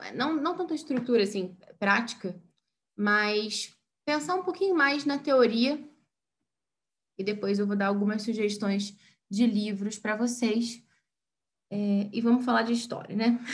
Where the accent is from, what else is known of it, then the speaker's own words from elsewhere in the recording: Brazil; nós brasileiros